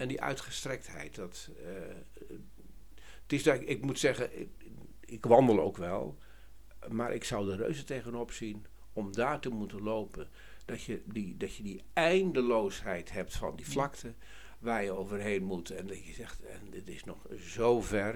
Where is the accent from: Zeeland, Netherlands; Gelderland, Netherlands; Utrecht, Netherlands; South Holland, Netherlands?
Gelderland, Netherlands; Harderwijk; ik kom uit Harderwijk